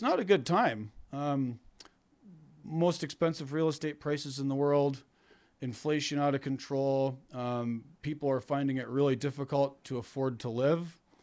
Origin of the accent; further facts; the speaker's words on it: Canada; moved away as an adult; now in upstate New York, United States; I'm Canadian